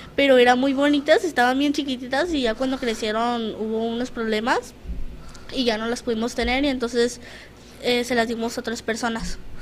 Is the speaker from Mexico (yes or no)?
yes; Tijuana, Baja California, Mexico; yo toda mi vida he estado aquí en Tijuana